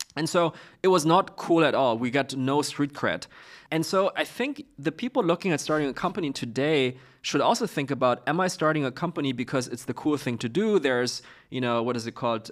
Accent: Beijing, China; moved away; also born or lived in Zurich; I'm from Beijing

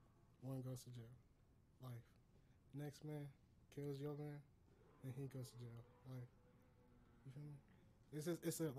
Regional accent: Kansas City, Missouri, United States; now in Colorado, United States; I'm not from Colorado. I'm from Kansas City.

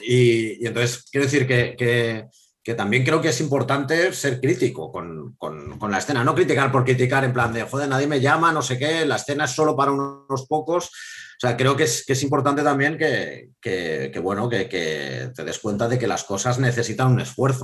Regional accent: Madrid, Community of Madrid, Spain; soy madrileño

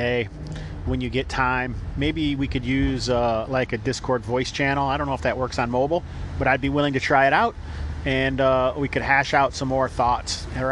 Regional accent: United States; I am American

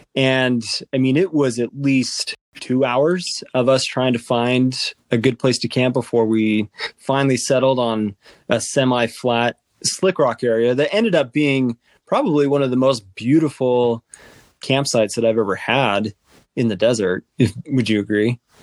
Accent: Utah, United States; With Utah being my home state

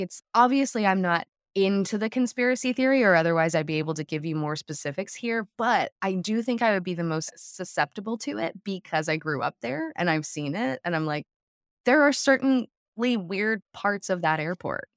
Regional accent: south of Denver, Colorado, United States; I grew up in Colorado, south of Denver

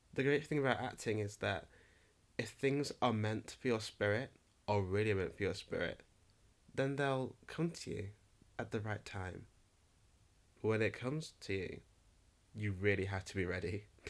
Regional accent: Nottingham, East Midlands, United Kingdom; I'm from Nottingham, and Nottingham is a rock and roll kind of city

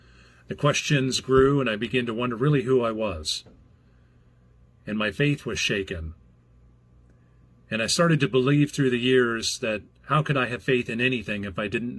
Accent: Burlington, Iowa, United States; also born or lived in Clinton; I was born in Clinton, Iowa, and moved almost immediately to Burlington.

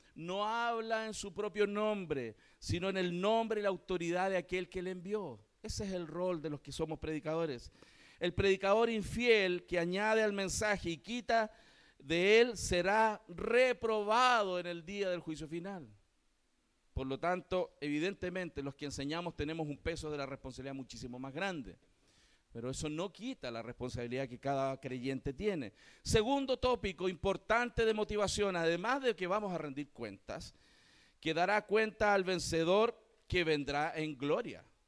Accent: Chile

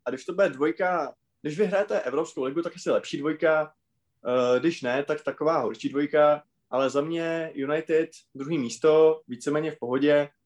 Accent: České Budějovice, South Bohemian Region, Czechia; Já když jsem byl v septimě na víceletém gymnáziu u nás v Budějcích

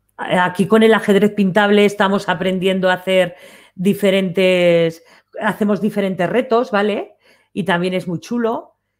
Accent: Aragon, Spain; como buena maña que soy

